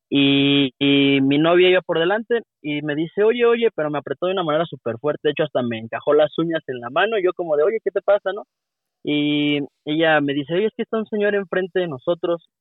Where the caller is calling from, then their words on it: Querétaro, Mexico; Le llamo de la ciudad de Querétaro.